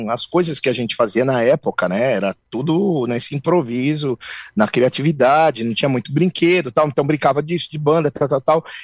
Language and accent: Portuguese; São Paulo, Brazil; A gente cresceu numa comunidade aqui na Zona Leste ali